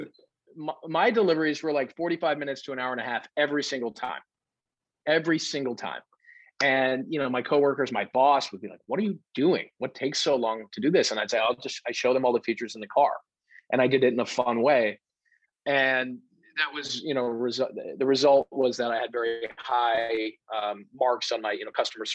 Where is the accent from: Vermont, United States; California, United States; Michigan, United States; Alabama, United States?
Vermont, United States; moved away as an adult; also born or lived in Massachusetts / Portland, Maine; now in New York, United States; I grew up in Vermont and after college in Massachusetts